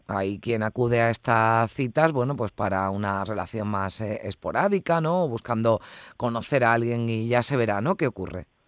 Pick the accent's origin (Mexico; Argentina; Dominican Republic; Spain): Spain